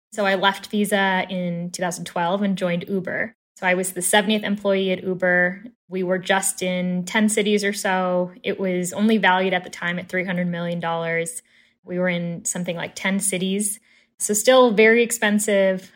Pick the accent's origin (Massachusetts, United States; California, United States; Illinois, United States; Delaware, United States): Illinois, United States; Chicago; moved away as an adult; now in Fort Collins, United States; born and raised in Chicago